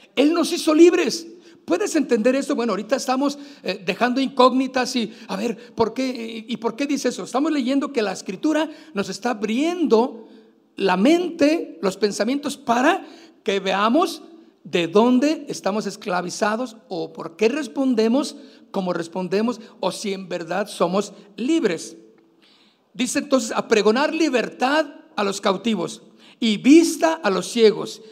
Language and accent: Spanish; Mexico; Nosotros como mexicanos, pues también tenemos nuestra fecha que celebramos el 16 de septiembre